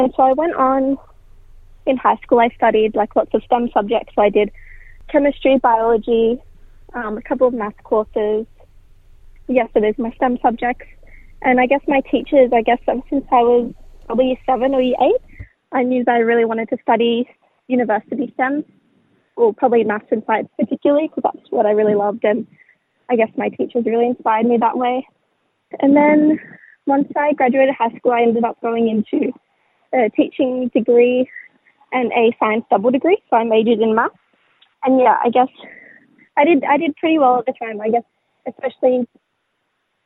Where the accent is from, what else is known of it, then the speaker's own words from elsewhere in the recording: Darug land, New South Wales, Australia; also born or lived in Northern Beaches, Sydney; I grew up in Darragland, but more specifically, my mob is from Wamalai